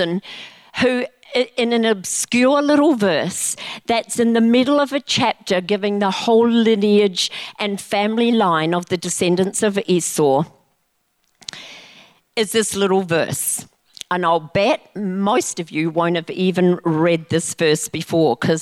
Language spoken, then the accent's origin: English; New Zealand; I grew up in New Zealand